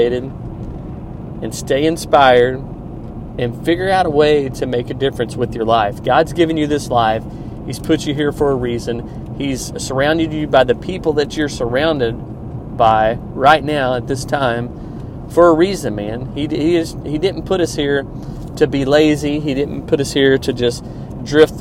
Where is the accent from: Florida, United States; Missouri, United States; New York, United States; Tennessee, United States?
Missouri, United States; Kansas City; Kansas City Chiefs won. They're in my hometown